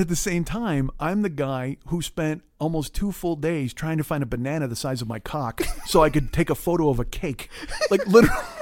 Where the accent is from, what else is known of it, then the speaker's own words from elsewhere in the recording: Chicago, Illinois, United States; moved away; also born or lived in California; I'm from Chicago